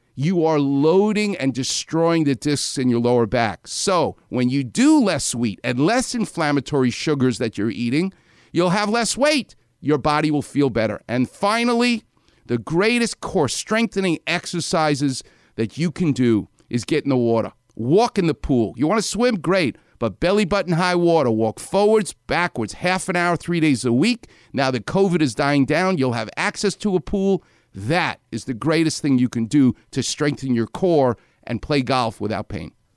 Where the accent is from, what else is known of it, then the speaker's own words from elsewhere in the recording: New York, United States; I'm from New York